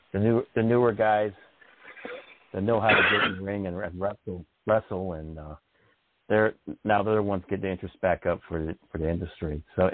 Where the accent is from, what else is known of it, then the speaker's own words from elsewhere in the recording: Canada; being a Canadian